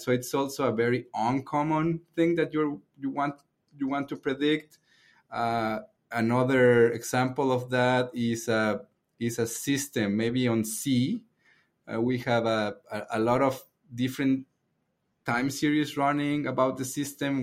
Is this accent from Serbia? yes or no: no; Mexico; moved away; I'm from Mexico